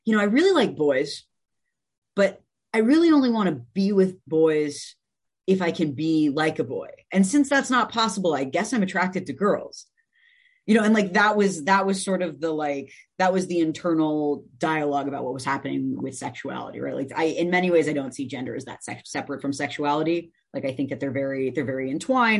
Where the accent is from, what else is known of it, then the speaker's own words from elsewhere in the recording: Evanston, Illinois, United States; also born or lived in West Rogers Park, Chicago; I grew up in Evanston, Illinois